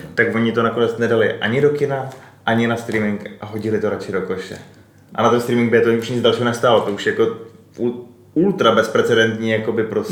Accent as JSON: {"language": "Czech", "country": "Czechia", "said": "u nás v Čechách"}